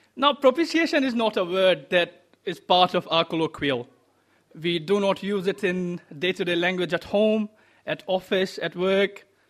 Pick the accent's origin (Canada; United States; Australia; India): India; moved away; I come from India